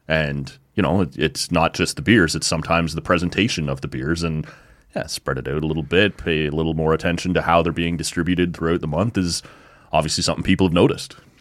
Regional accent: Oshawa, Ontario, Canada; moved away; I grew up in Oshawa, right?

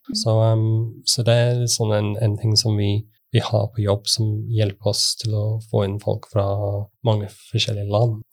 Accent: United Kingdom; Norwegian is a second language; moved away as an adult; now in Norway; Jeg er fra Storbritannia og har bodd i Norge siden 2004.

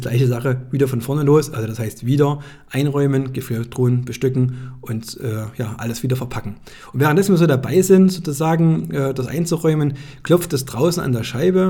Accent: Greiz, Thuringia, Germany; saß ich beim Geschäftsführer ja, in meiner Heimatstadt

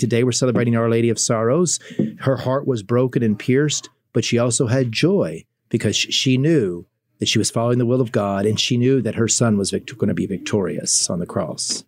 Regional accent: Kentucky, United States; moved away as an adult; now in Fort Wayne, United States; I'm from Kentucky, so that's where I was raised

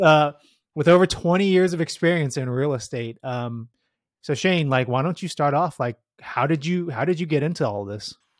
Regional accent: San Jose, California, United States; I grew up in the Bay Area, spent most of my life here in the Bay in San Jose

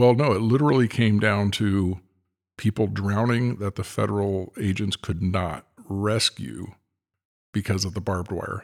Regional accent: California, United States; as a Californian

